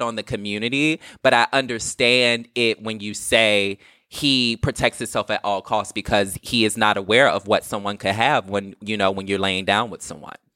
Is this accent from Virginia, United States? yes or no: yes; Virginia, United States; I'm from Virginia